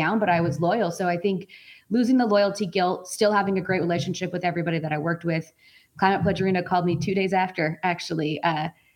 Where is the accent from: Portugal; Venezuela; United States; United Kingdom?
United States; Colorado; moved away as an adult; also born or lived in British Columbia; now in Seattle, United States; I was born and raised in Colorado.